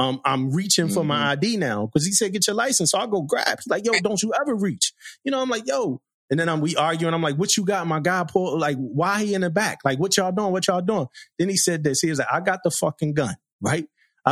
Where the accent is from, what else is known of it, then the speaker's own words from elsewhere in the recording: Philadelphia, Pennsylvania, United States; I grew up in Philly, crazy neighborhood